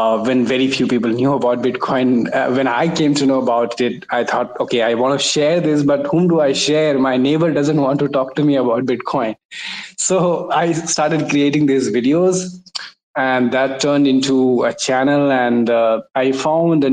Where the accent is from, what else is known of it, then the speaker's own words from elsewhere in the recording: India; I'm from India.